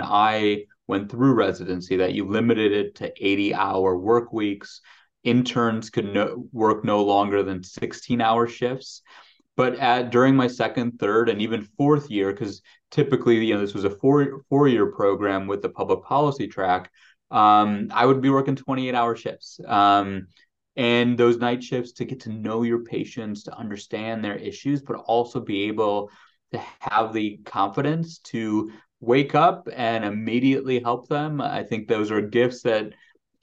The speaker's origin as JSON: {"language": "English", "town": "Chicago", "region": "Illinois", "country": "United States", "tie": "born or raised there", "said": "growing up in the city of Chicago, and then you moved to the suburbs during my kind of mid-childhood, city of Chicago remains, my hometown"}